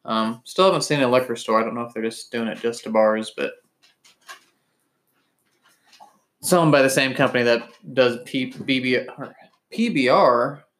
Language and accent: English; Kansas, United States; When I was growing up, Kansas wouldn't even let you buy anything on Sundays